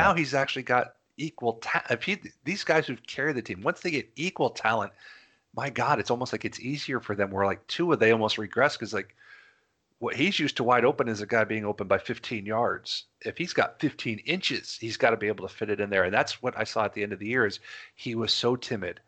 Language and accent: English; Florida, United States; we're all from Florida